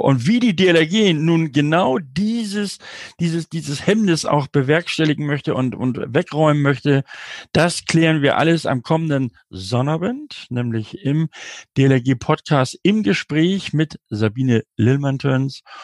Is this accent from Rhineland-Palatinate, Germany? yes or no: no; Hamburg, Germany; Ich komme ja aus Hamburg